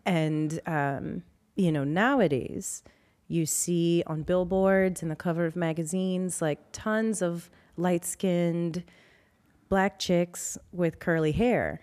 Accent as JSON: {"language": "English", "town": "New Orleans", "region": "Louisiana", "country": "United States", "tie": "born or raised there", "said": "I was born and raised in New Orleans"}